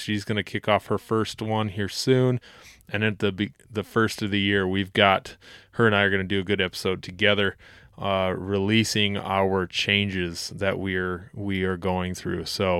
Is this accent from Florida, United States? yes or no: no; South Dakota, United States; This is my home state. I was born not far out of the Black Hills and love the area.